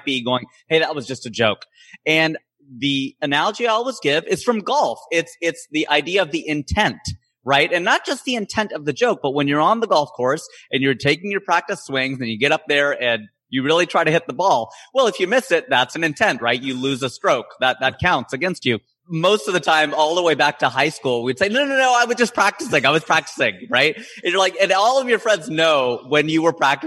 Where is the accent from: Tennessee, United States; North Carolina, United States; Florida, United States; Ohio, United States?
Ohio, United States; now in Los Angeles, United States; I'm originally from Ohio